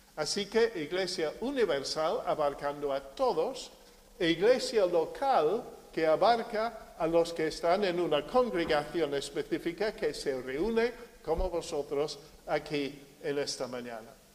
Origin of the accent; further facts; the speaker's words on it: United Kingdom; also born or lived in Marín, Spain; now in Spain; Yo soy británico